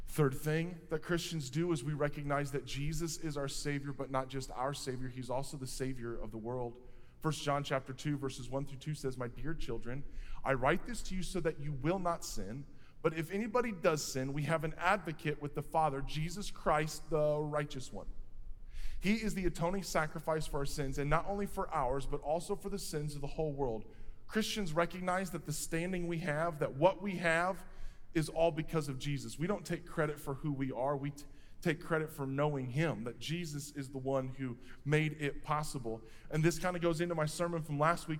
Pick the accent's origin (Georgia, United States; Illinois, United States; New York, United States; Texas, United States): Illinois, United States; Quincy; I'm from Quincy